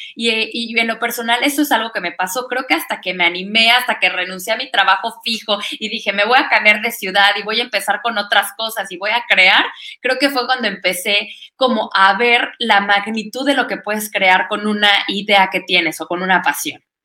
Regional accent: Orizaba, Veracruz, Mexico; now in Querétaro, Mexico; sabe que soy de Orizaba

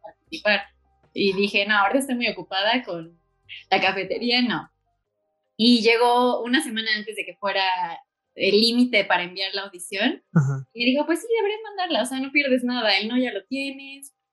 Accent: Puebla, Mexico; also born or lived in León / New York; soy de Puebla

